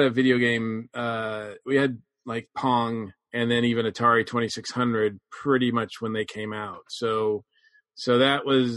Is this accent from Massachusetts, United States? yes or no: yes; Massachusetts, United States; growing up in Massachusetts